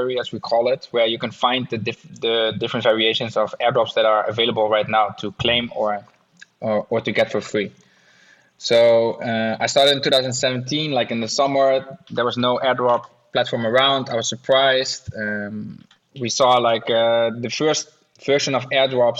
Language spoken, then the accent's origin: English; Netherlands; I'm from the Netherlands